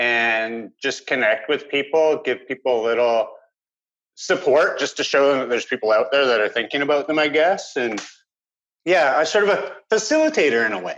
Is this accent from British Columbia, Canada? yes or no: yes; Vancouver Island, British Columbia, Canada; I grew up on Vancouver Island. I had grew up single parent household with six children.